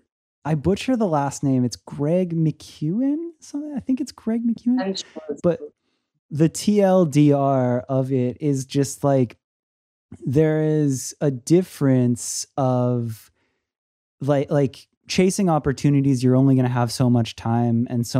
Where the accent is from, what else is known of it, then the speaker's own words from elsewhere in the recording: Florida, United States; now in Los Angeles, United States; I'm originally from Florida